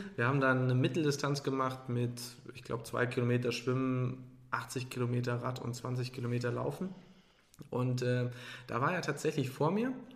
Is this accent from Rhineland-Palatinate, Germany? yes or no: yes; Trier, Rhineland-Palatinate, Germany; moved away; Trier ist an sich ein Nest da bin ich groß geworden in dem Dorf